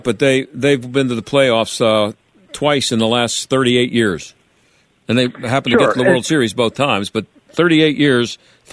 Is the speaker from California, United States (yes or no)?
no; Pittsburgh, Pennsylvania, United States; Yeah, I come from, I grew up here in Pittsburgh, and so I'm old